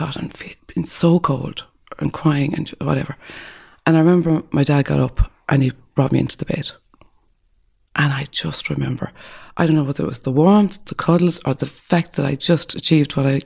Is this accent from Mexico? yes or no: no; Bell Harbour, County Clare, Ireland; I grew up in Bell Harbour in County Clare